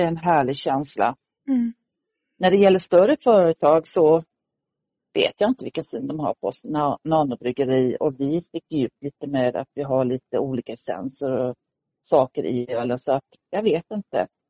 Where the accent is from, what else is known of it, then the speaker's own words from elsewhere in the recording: Sweden; now in Stockholm, Sweden; Jag kom ursprungligen från Småland och hamnade i mm. Stockholm mm. efter många år sedan